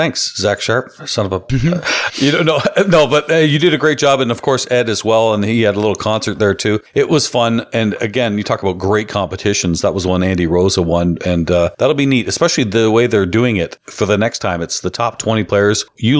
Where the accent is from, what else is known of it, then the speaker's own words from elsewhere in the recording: Canada; I'm Canadian here.